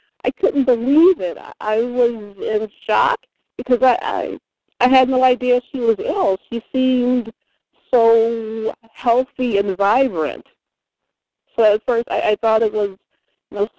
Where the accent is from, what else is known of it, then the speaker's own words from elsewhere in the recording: United States; I'm American